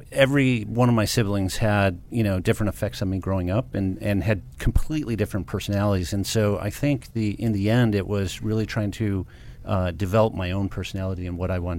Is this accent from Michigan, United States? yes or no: yes; Livonia, Michigan, United States; So I grew up in a suburb of Detroit, Michigan, called Livonia, Michigan.